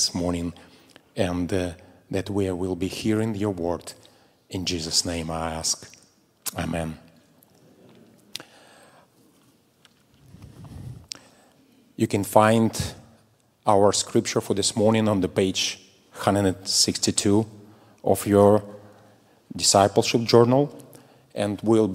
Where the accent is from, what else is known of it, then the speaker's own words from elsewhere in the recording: Russia; moved away as an adult; now in Moldova; I was in my home country, Russia